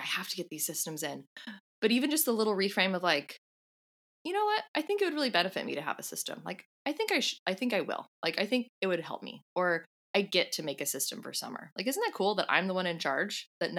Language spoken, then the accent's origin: English; California, United States; now in New Zealand; Yeah, I mean, I came from California, so I'm already used to having like a more mild Christmas.